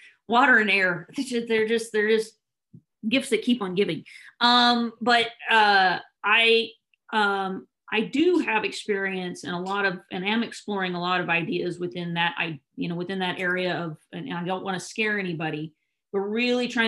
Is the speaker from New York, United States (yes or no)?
no; California, United States; being a Californian